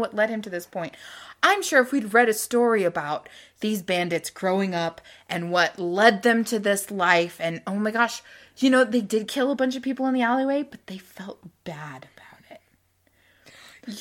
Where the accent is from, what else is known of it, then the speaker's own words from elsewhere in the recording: Utah Valley, United States; moved away; also born or lived in Louisiana; growing up in Utah Valley